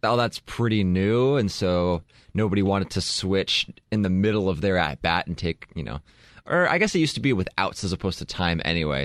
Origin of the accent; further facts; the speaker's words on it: Southern California, United States; I grew up in Southern California